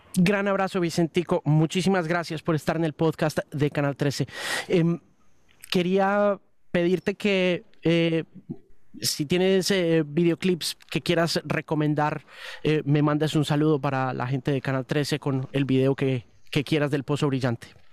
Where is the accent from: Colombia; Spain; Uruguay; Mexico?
Colombia; yo soy periodista colombiano